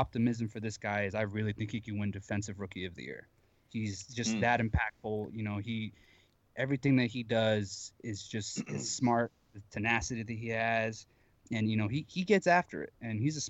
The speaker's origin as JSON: {"language": "English", "town": "Washington", "region": "District of Columbia", "country": "United States", "moved": "yes", "lives_now": "Tulsa, United States", "said": "I live in Tulsa, Oklahoma, but I'm actually from Washington, D.C. itself"}